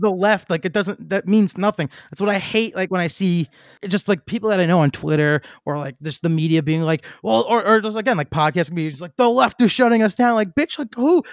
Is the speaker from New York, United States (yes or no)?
yes; New York City, New York, United States; I'm from Queens. Like, I know that kinda mentality that comes from there.